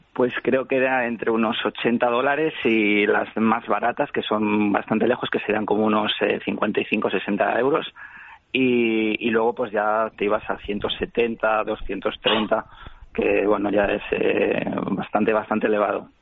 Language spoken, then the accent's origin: Spanish; Valladolid, Castile and León, Spain; now in Melbourne, Australia; yo vengo de Valladolid